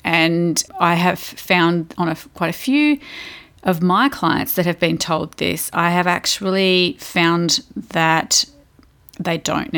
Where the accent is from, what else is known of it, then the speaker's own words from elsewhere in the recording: Victoria, Australia; accent: Victorian; now in Adelaide, Australia; I'm from Victoria, dude.